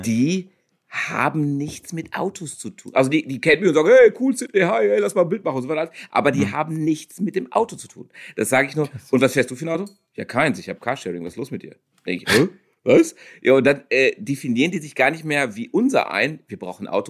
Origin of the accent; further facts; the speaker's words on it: South Africa; now in Germany; da bin ich aufgewachsen